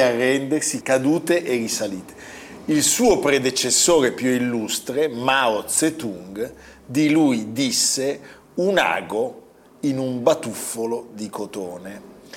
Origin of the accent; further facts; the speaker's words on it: Milan, Lombardy, Italy; da milanesi